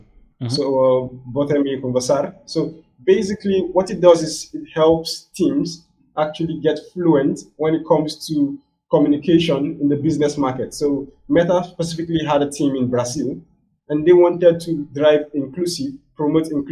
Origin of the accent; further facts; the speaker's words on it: Nigeria; my home country here, which is West Africa, Nigeria